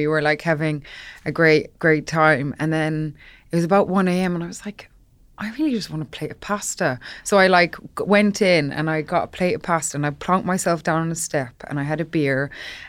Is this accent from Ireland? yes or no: yes; Ireland; when I was growing up in Ireland